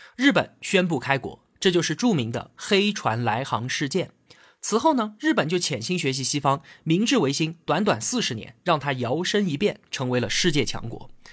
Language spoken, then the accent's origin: Chinese; China; 我们中国人